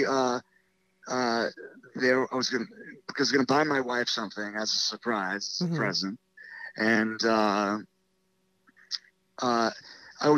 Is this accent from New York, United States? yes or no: yes; New York City, New York, United States; growing up in the South Bronx